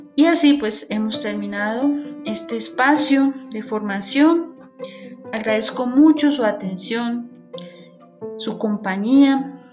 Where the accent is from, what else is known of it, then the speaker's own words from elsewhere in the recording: Colombia; como colombianos